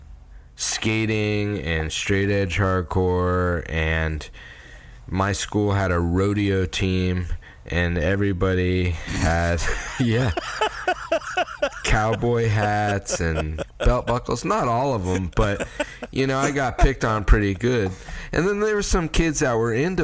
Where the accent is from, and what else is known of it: Florida, United States; born or raised there; also born or lived in Colorado / Rockwall, Texas